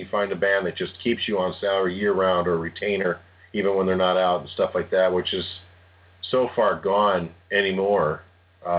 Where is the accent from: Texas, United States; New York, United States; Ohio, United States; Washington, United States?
Ohio, United States; Cleveland; moved away as an adult; also born or lived in Philadelphia; I grew up in Cleveland